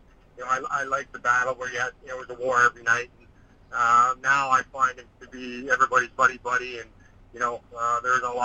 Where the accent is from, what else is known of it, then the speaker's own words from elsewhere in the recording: Saskatchewan, Canada; I'm Canadian from Saskatchewan